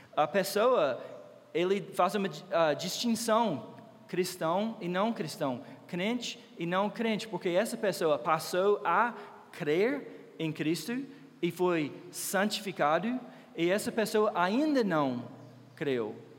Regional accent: United States; Portuguese is a second language; moved away as an adult; now in Brazil; eu sou americano

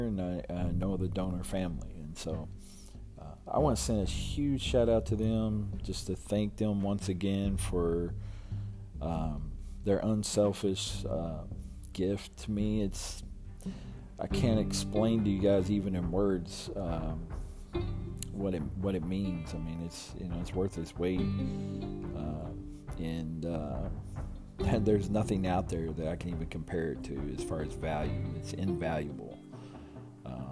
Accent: Louisville, Kentucky, United States; also born or lived in Texas; now in near San Antonio, United States; I was born and raised in Louisville, Kentucky.

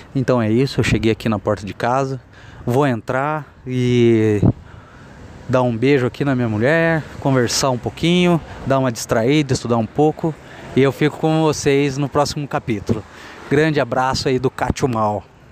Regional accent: Cafelândia, São Paulo, Brazil; moved away as an adult; also born or lived in Bauru; now in São Paulo, Brazil; sou de Cafelândia, interior de São Paulo. Estou residindo agora em São Paulo, capital.

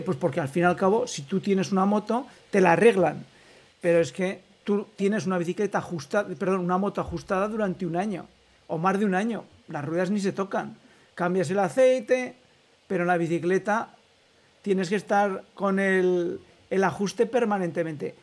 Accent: Almudévar, Aragon, Spain; yo como soy de pueblo también y, soy de Almudévar

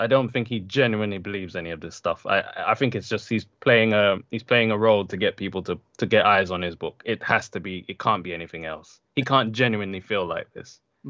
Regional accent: London, United Kingdom; also born or lived in Jamaica; because I grew up in London and Jamaica.

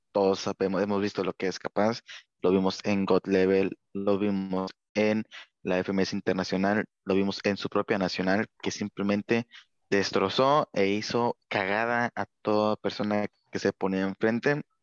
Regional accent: Mexico; yo como mexicano

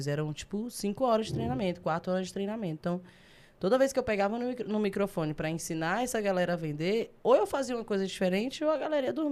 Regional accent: Brasília, Federal District, Brazil; also born or lived in Águas Lindas de Goiás; Eu nasci na Ceilândia. Nascido e criado? Aí cresci lá, depois fui para Águas Lindas. Morei com minha avó um tempo lá e depois fui pra Santa Maria e tô lá até hoje.

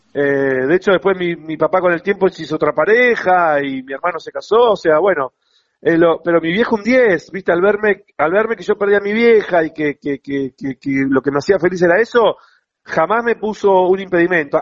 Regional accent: Buenos Aires, Argentina; yo soy del barrio de Flores. Sí. Toda mi vida

